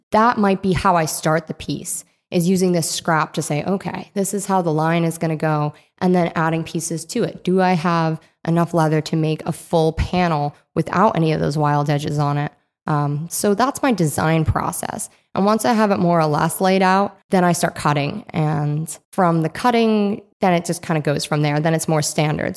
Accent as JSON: {"language": "English", "region": "Rhode Island", "country": "United States", "tie": "born or raised there", "moved": "yes", "said": "I grew up in Rhode Island."}